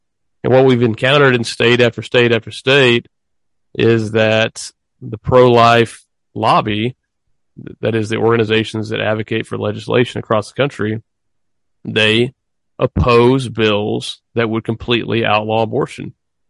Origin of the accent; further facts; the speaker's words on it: Texas, United States; my home state here of Texas.